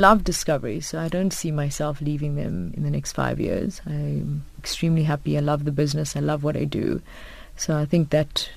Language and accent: English; South Africa; as South African females